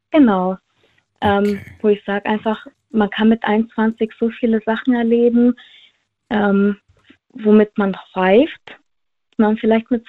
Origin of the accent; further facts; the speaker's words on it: Villingen-Schwenningen, Baden-Württemberg, Germany; Äh, Flingen-Schwenningen.